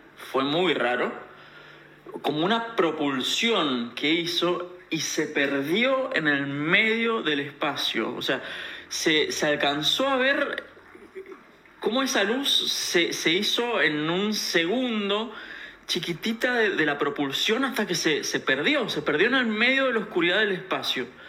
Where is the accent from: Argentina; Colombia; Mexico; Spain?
Argentina; Mendoza; yo soy de Mendoza